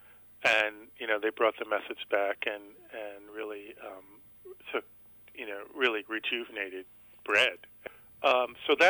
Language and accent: English; New York City, New York, United States; I grew up in Brooklyn in New York City